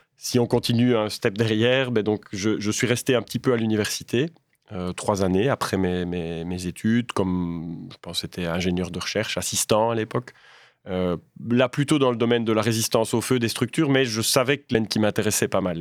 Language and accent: French; Waremme, Wallonia, Belgium; je viens de Warem